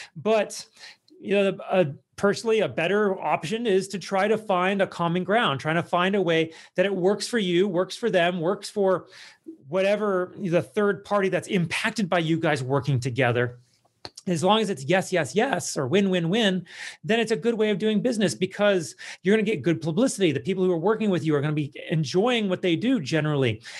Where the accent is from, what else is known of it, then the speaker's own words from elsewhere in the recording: United States; that's not how I was raised, like, as an American